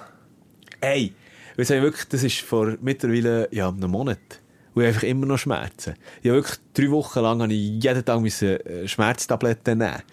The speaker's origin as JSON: {"language": "German", "country": "Switzerland", "said": "wir Schweizer"}